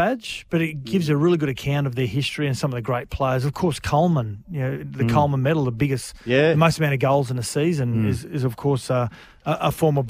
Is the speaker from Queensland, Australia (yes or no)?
no; New South Wales, Australia; born there; I like to think I try and stay neutral because I was born in New South Wales.